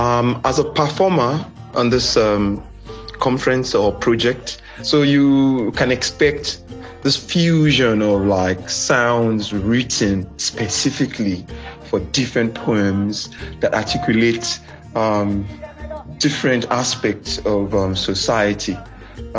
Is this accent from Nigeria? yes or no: yes; Nigeria; I'm Nigerian